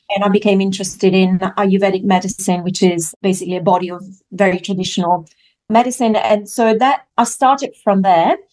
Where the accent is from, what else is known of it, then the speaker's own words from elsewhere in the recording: Italy; moved away; I grew up in Italy, so I was raised in a French household, but in Italy